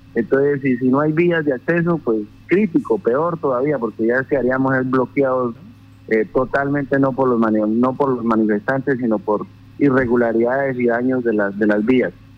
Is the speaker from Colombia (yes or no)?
yes; Colombia; sabiendo que somos colombianos